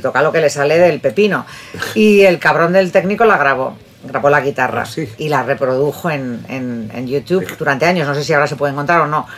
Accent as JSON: {"language": "Spanish", "town": "Bilbao", "region": "Basque Country", "country": "Spain", "moved": "yes", "said": "soy de Bilbao"}